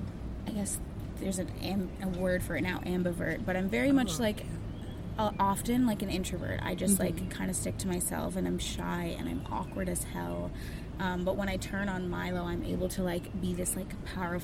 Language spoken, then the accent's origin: English; Wasaga Beach, Ontario, Canada; I was raised in Wasaga Beach